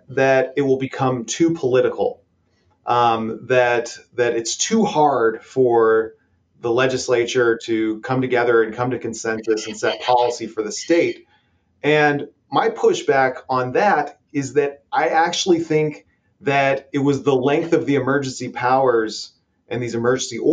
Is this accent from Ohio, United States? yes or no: yes; Ohio, United States; my home state of Ohio